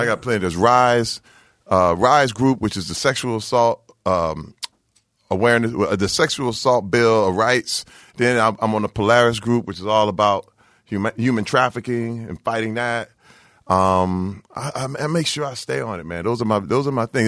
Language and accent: English; Flint, Michigan, United States; growing up in Flint, Michigan, uh, where I came up, and I, I literally graduated class of eighty-six.